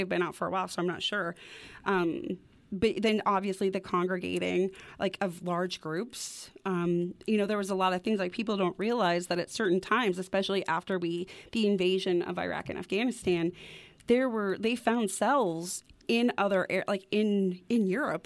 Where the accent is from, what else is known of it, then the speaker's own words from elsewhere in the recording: Wyoming, United States; growing up in Wyoming, like, the clear skies